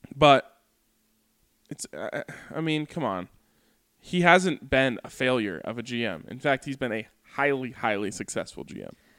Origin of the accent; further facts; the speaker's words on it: Boulder, Colorado, United States; I grew up in Boulder